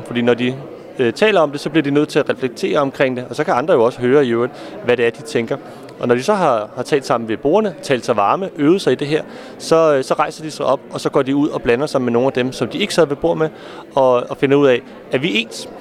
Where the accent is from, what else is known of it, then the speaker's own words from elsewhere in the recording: Copenhagen, Capital Region of Denmark, Denmark; Nu er jeg selv fra København